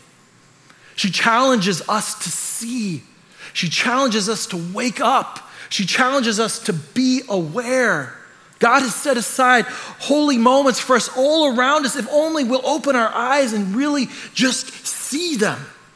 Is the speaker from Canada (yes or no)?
yes; Canada; I'm Canadian. I grew up in a culture that's just like this